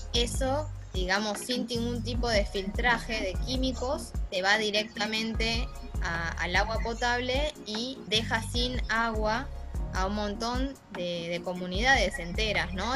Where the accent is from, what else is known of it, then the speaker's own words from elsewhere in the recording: La Salada, Buenos Aires Province, Argentina; donde yo nací, en La Salada, estaba el riachuelo